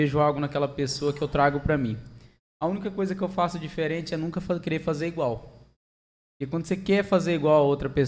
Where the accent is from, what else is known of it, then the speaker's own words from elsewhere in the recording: Angélica, Mato Grosso do Sul, Brazil; sou de Mato Grosso do Sul mesmo, né? Eu nasci em Angélica.